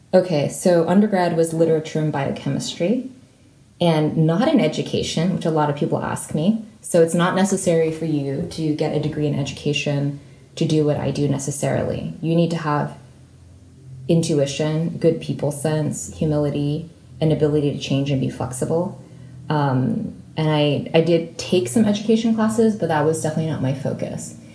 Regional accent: San Francisco Bay Area, California, United States; moved away as an adult; also born or lived in Cambridge, England; I was raised in the San Francisco Bay Area

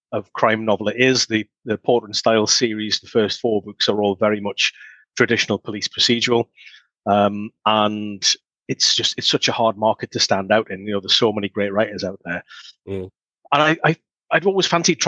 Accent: Newcastle upon Tyne, North East England, United Kingdom; my hometown festival

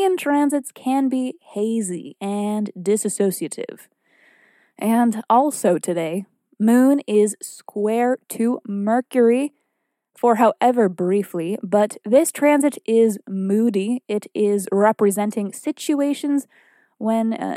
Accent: Salem, Massachusetts, United States; I was born in Witch City, Salem, Massachusetts

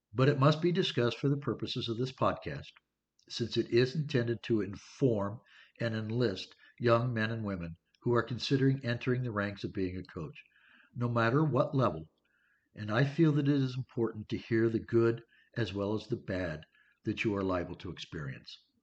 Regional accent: California, United States; also born or lived in Pennsylvania; I moved from Pennsylvania to California in the early 1960s

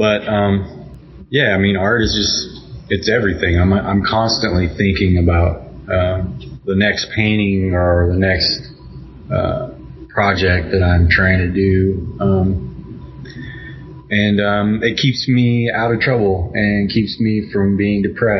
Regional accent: Arkansas, United States; now in Kansas City, United States; I'm originally from Arkansas and I just grew up around all

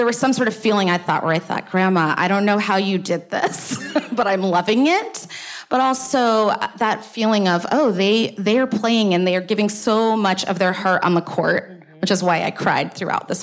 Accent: the South, United States; I am originally from the South

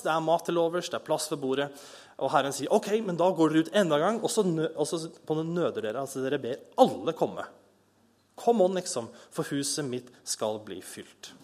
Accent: Bærum, Akershus, Norway; moved away; also born or lived in Kristiansand; jeg er fra Bærum

